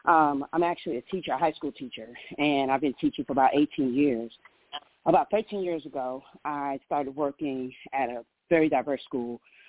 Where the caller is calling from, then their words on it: Powder Springs, Georgia, United States; I'm calling from Powder Springs, Georgia.